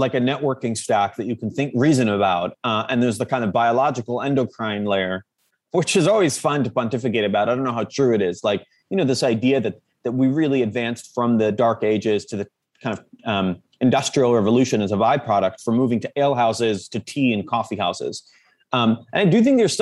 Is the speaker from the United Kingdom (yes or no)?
no; Jerusalem, Jerusalem District, Israel; moved away; also born or lived in Silicon Valley; I'm just someone from Jerusalem